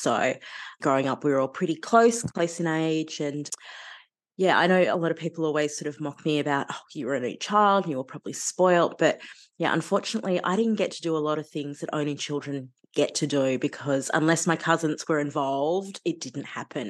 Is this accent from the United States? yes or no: no; Sydney, New South Wales, Australia; I was born on Cammeraygal country, but then grew up sort of around Darug and Western Sydney country.